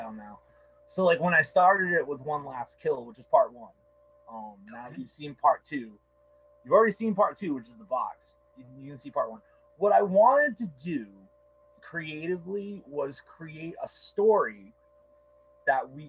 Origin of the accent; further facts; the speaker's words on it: Somerset, Massachusetts, United States; I hail from Somerset